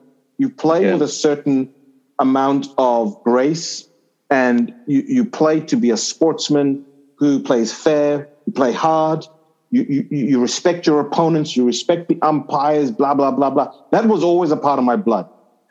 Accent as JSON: {"language": "English", "country": "Zimbabwe", "tie": "born or raised there", "also_born_or_lived": "Zambia", "said": "in Zimbabwe, I never really fit in the country for a number of reasons. One, I was foreign born. So I was born in Zambia. Two, I didn't speak the vernacular languages in Zimbabwe."}